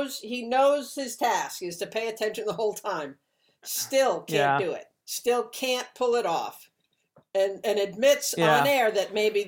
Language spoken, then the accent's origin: English; New York City, New York, United States; Andy, you and I grew up in New York City.